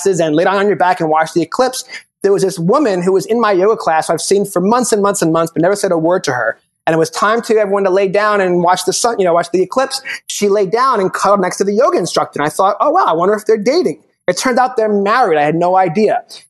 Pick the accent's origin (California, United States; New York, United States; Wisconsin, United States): New York, United States; moved away as an adult; now in Kansas City, United States; I'm from New York. I've only been living in Kansas for a few years